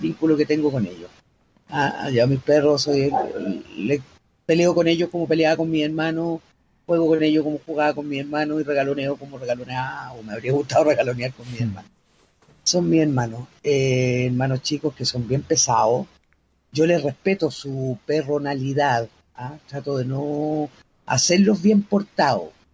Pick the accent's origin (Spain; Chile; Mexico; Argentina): Chile; soy bien chilena